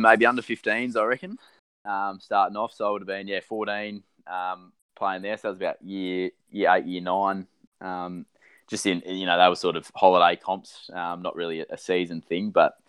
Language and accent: English; the Marsh, Victoria, Australia; moved away as an adult; now in Perth, Australia; every chance I can, I'm straight back to the Marsh and catch up on good old times. Great spot to grow up.